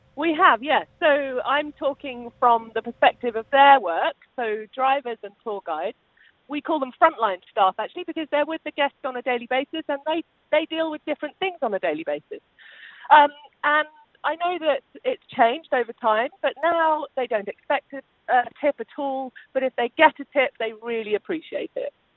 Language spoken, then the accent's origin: English; United Kingdom; I am British